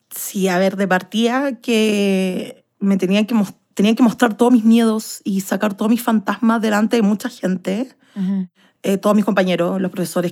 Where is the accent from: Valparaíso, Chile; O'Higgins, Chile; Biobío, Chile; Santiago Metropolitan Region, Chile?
Santiago Metropolitan Region, Chile; Santiago; Soy de Santiago de Chile y tengo 28 años